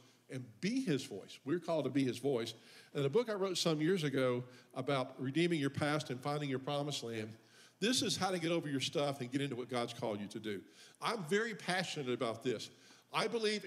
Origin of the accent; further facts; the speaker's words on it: Memphis, Tennessee, United States; moved away; originally, I'm from Memphis, Tennessee